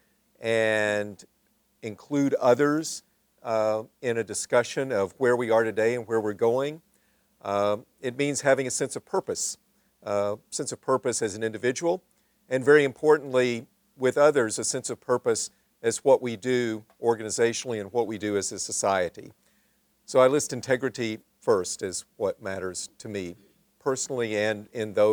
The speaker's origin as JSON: {"language": "English", "town": "Little Rock", "region": "Arkansas", "country": "United States", "tie": "born or raised there", "said": "I grew up in Little Rock, Arkansas, the segregated South"}